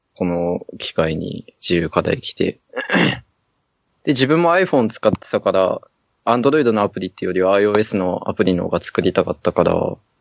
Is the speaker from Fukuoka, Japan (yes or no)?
no; Sapporo, Hokkaido, Japan; 自分札幌出身だけど、札幌であんま行きたい高校がなかったんですよ